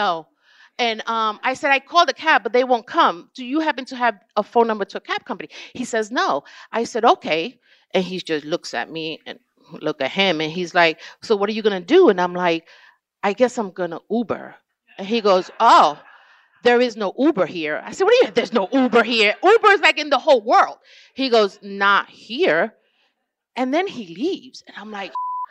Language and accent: English; New York City, New York, United States; I'm from New York